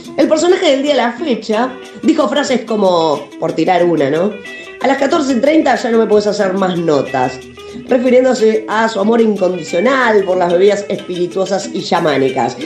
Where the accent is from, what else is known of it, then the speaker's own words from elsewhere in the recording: Uruguay; en mi país